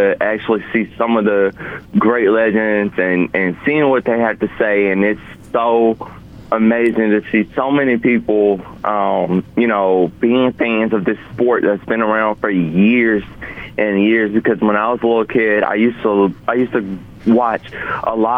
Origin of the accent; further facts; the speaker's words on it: Montgomery, Alabama, United States; my hometown of Montgomery